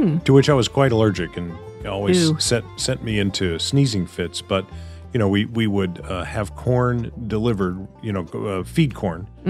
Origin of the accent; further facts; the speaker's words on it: the South, United States; I grew up in the South